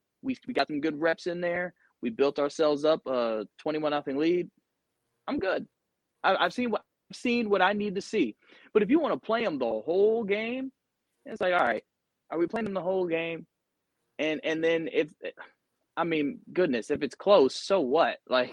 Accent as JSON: {"language": "English", "town": "Atlanta", "region": "Georgia", "country": "United States", "said": "I'm from Atlanta, so I don't try to hide that."}